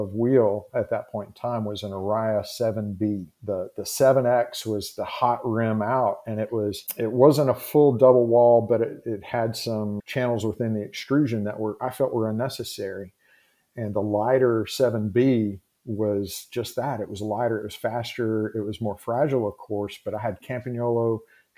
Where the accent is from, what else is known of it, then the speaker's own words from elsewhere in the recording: Tennessee, United States; I grew up in the Southeast here in Tennessee.